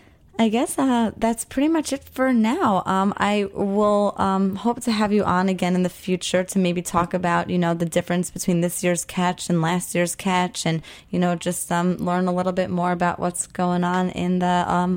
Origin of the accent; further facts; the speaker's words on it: Long Island, New York, United States; I have a problem pronouncing my A's. I am from Long Island, so it's a problem.